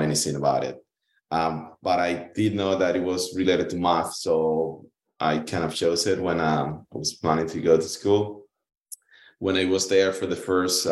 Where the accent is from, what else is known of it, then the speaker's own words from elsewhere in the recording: Cuba; moved away as an adult; I was born in Cuba. You know, I went to school all the way to college in there.